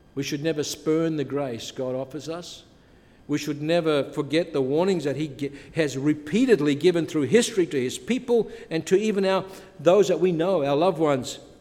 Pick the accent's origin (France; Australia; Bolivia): Australia; Adelaide, South Australia; also born or lived in Europe; now in Canada; when I was a young boy growing up in Adelaide